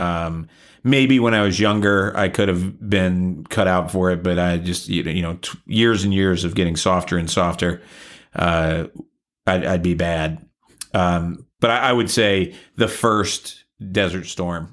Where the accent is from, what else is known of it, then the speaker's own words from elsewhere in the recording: the South, United States; I grew up in the South